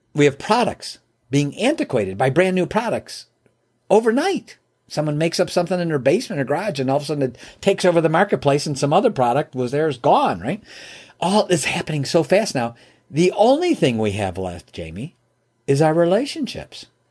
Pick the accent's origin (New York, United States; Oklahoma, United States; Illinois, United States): Illinois, United States; Chicago; moved away as an adult; now in Michigan, United States; I'm from Chicagoland area. I live in Michigan now, but back then I was in Chicago